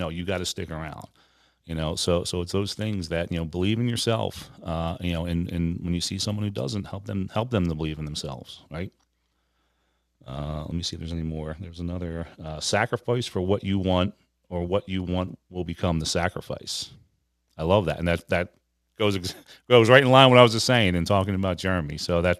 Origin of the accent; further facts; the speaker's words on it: Philadelphia, Pennsylvania, United States; Now I'm from Philadelphia, that, you know, Rocky is one of our patron saints.